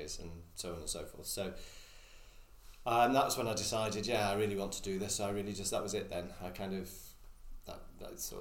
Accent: Lytham St Annes, North West England, United Kingdom; also born or lived in Oxford; originally I'm from Lytham. Lytham used to have a maternity hospital and I was born there. The maternity hospital then moved to Blackpool Vic. I actually went to school locally

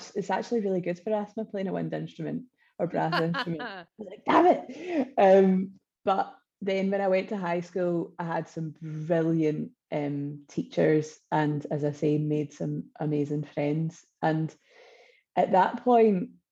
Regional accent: Wishaw, Scotland, United Kingdom; I come from originally Wishaw in North Lanarkshire.

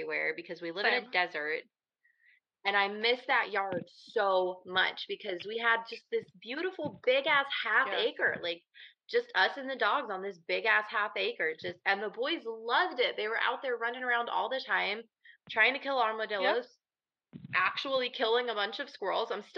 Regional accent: Midwest, United States; I'm from the Midwest

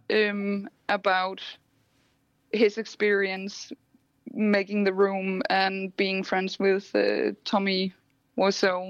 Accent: Iceland; moved away as an adult; now in Copenhagen, Denmark; I'm from Iceland.

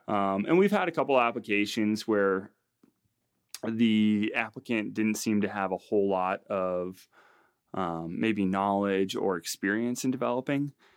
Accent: Front Range, Colorado, United States; I grew up here on the Front Range

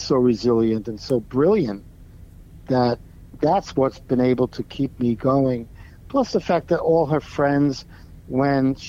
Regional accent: New York City, New York, United States; now in Connecticut, United States; Growing up in New York was a real melting pot.

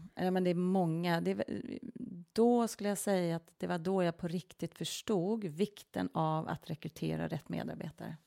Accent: Norrtälje, Stockholm County, Sweden; also born or lived in Milan, Italy; jag är ju född och uppvuxen utanför Norrtälje, så det är en liten stad utanför Stockholm

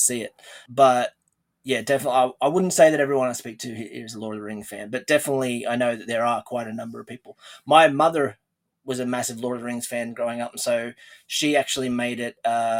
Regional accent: Australia; accent: Australian; as most people would know and probably tell from the accent, I'm from Australia

